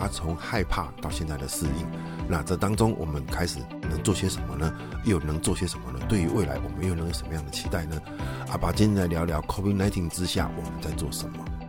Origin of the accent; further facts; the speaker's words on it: Taiwan; 我们台湾人